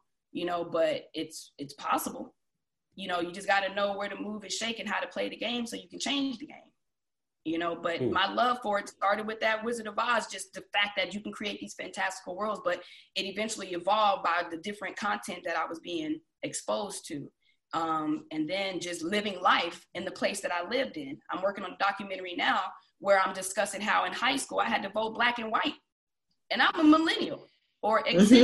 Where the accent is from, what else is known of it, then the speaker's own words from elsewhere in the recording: Columbus, Mississippi, United States; moved away; I grew up in Mississippi, in a small town, Columbus, Mississippi